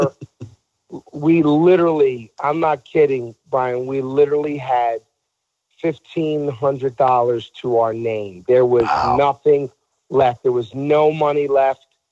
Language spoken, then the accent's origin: English; Philadelphia, Pennsylvania, United States; growing up in South Philly in an Italian household